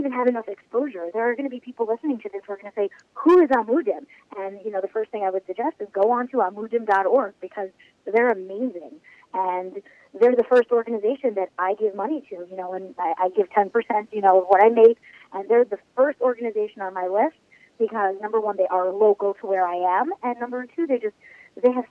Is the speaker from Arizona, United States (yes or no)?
no; New York City, New York, United States; I was born and bred in Kew Garden Ho, which is part of Queens, New York